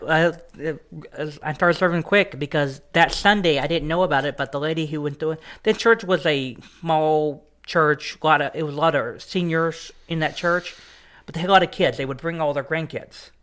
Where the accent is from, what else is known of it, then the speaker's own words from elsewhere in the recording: East Texas, United States; also born or lived in Dallas, Texas; now in Carthage, Missouri, United States; I was born and raised in Dallas, Texas, and then I, uh, moved to East Texas, um, when I was a little kid.